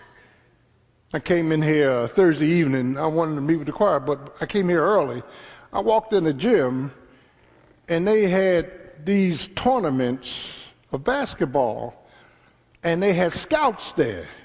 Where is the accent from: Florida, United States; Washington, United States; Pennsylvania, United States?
Pennsylvania, United States; Philadelphia; my first 17 years was in South Philly